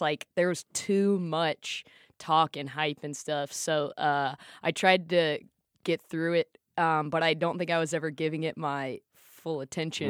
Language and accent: English; South Carolina, United States; I, I grew up in South Carolina